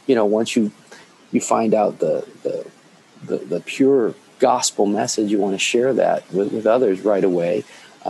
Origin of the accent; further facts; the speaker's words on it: Philippines; moved away; I am a Filipino-born Lutheran pastor